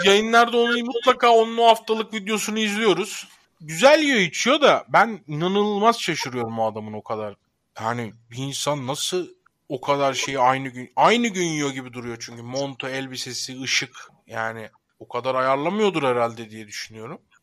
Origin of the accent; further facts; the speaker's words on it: Sivrihisar, Eskişehir, Turkey; Ben Eskişehir Sivrihisarlıyım